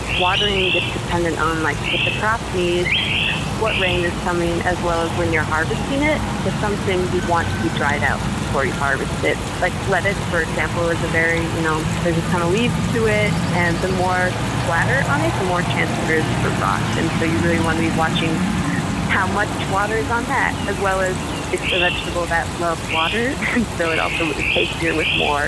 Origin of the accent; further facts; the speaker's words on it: Mankato, Minnesota, United States; also born or lived in Litchfield, Minnesota / Morris, Minnesota; I'm from Mankato, Minnesota.